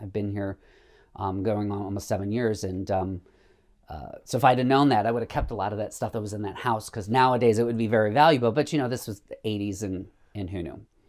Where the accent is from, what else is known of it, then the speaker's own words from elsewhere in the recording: Savannah, Illinois, United States; now in Chicago, United States; my hometown of Savannah.